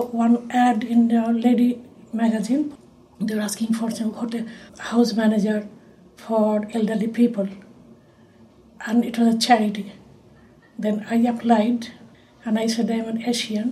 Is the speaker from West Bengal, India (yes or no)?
yes; Kolkata, West Bengal, India; moved away as an adult; now in Wales, United Kingdom; I was born in Kolkata, India